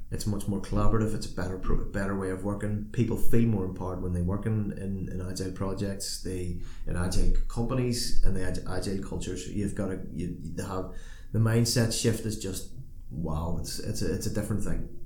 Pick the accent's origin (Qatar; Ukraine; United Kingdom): United Kingdom; Northern Ireland; as a Northern Irish person